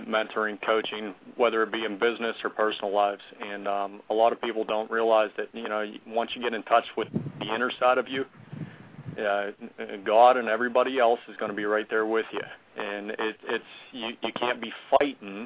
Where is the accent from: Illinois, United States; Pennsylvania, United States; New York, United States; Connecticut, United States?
Pennsylvania, United States; Pittsburgh; I'm from Pittsburgh, Pennsylvania